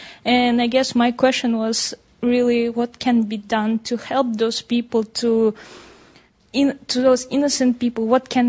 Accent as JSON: {"language": "English", "country": "Kazakhstan", "moved": "as an adult", "lives_now": "London, United Kingdom", "said": "I'm a student here at LSE. I'm from Kazakhstan."}